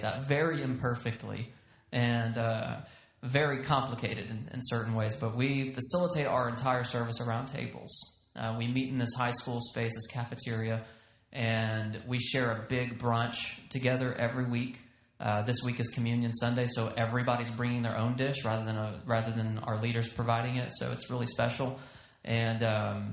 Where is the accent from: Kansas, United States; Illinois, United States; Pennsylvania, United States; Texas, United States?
Texas, United States; accent: Southern; also born or lived in Georgia; now in Bozeman, United States; We have Texas pride. So my wife always says, you know, we have to tell people we're from Texas, not Georgia. We're from Texas.